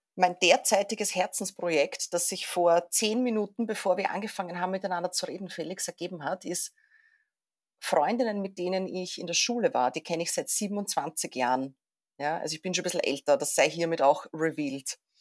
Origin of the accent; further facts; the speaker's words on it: Vienna, Austria; ich komme aus Wien